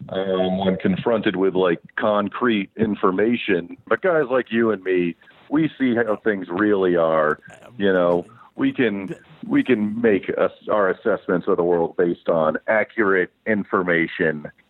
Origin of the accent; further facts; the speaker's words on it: Derby, East Midlands, United Kingdom; I'm from Derby.